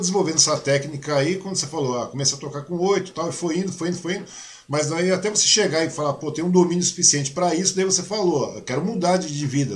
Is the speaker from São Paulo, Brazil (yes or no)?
yes; Mogi das Cruzes, São Paulo, Brazil; eu nasci em Mogi também, né? Eu sou de Mogi, eu sou natural de Mogi das Cruzes